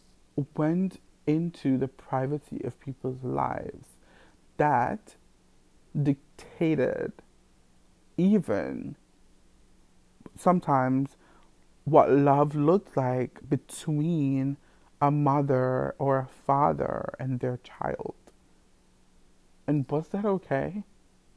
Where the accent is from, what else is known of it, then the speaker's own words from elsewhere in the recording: Jamaica; moved away as an adult; I'm Jamaican too. I was born here, I was raised here